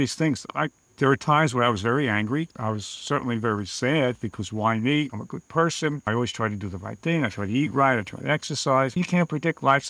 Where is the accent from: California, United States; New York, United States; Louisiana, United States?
New York, United States; New York City; Born and bred in Queens, New York. I'm a New Yorker.